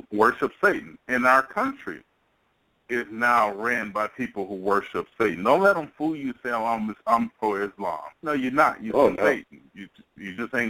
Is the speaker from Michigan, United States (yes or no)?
yes; Pontiac, Michigan, United States; I know I'm from Michigan. I'm from Pontiac, Michigan